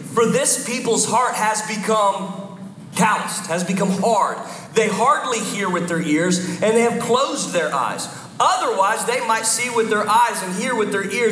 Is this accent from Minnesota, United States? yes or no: no; Philadelphia, Pennsylvania, United States; moved away as an adult; I'm from the Philadelphia area. We moved down a couple years ago.